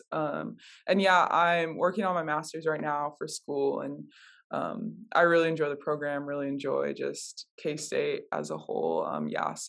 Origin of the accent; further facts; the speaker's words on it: Minnesota, United States; I grew up in Minnesota, with my mom, and then I have two brothers